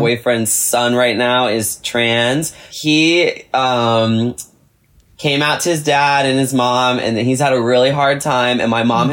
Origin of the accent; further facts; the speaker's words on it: Mechanicsville, Virginia, United States; moved away; my hometown of Mechanicsville, Virginia